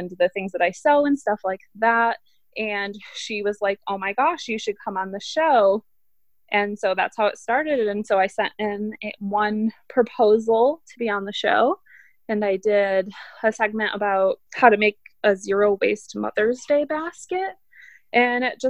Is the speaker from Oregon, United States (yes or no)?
no; Michigan, United States; moved away as an adult; now in Bountiful, United States; I'm from Michigan and I moved to Utah about 2 years ago